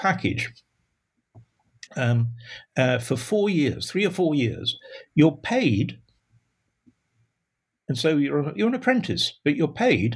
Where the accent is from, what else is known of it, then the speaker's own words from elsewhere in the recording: Sheffield, Yorkshire and the Humber, United Kingdom; moved away as an adult; I grew up in Sheffield